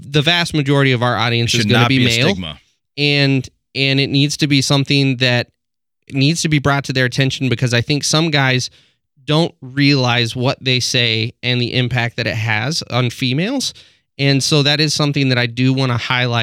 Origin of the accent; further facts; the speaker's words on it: Texas, United States; moved away; I'm originally from Texas